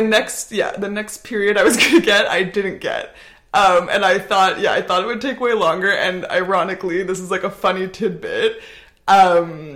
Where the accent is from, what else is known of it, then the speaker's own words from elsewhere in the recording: North Vancouver, British Columbia, Canada; moved away as an adult; also born or lived in Montreal; now in Barcelona, Spain; I'm Canadian. I'm from North Vancouver. Grew up there, went to university in Montreal, also lived there for a while